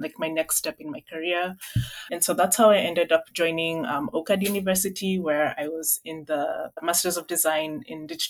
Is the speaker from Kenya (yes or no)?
yes; Kenya; moved away as an adult; growing up in Kenya